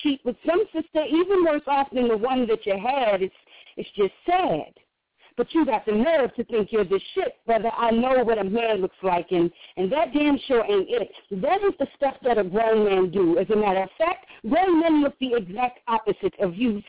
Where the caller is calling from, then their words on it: South Carolina, United States; I'm calling from South Carolina